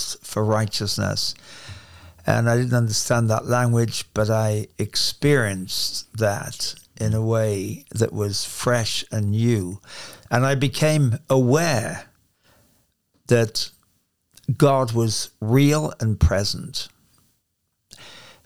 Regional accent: Hereford, West Midlands, United Kingdom; accent: English; moved away as an adult; also born or lived in Carnforth, England / Toronto, Canada; I was born in the west of England, a place called Hereford, which is where the cattle come from

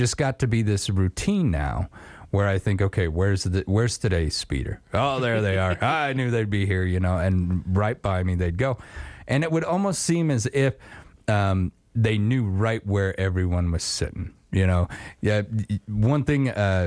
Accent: Star Valley, Wyoming, United States; where I grew up in Star Valley

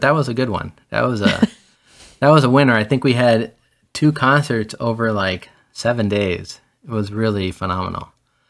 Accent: Miami, Florida, United States; also born or lived in Gran Canaria, Spain; And I was born in 73 in La Palma, Gran Canaria, which is a little island off of Africa that is property of Spain. And that's where my grandparents were from. And at some point, my parents decided to move to the States. And I was 6 months old and we came over. Grew up in Miami.

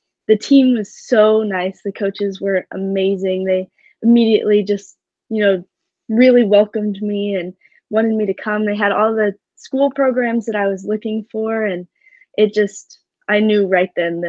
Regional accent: Corvallis, Oregon, United States; I'm from Corvallis, Oregon.

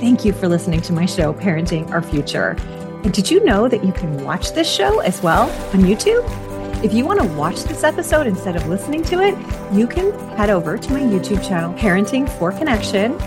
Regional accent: Vancouver, British Columbia, Canada; I'm Canadian and I'm from Vancouver

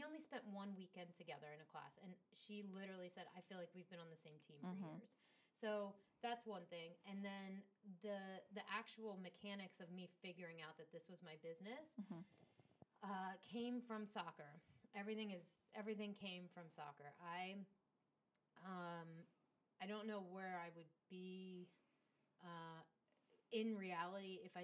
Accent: United States; as an American

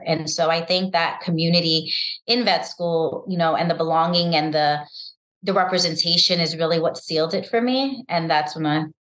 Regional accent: New York City, New York, United States; because I grew up in New York City and, you know, winters can be harsh

